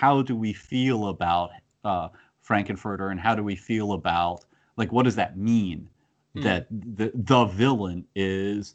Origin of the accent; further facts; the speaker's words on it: United States; I grew up with it as an American phenomenon.